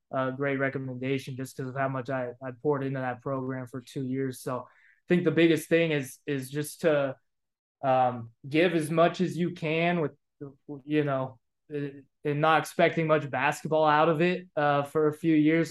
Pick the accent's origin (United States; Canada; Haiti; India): United States; Bay Area, California; moved away as an adult; I was from the Bay Area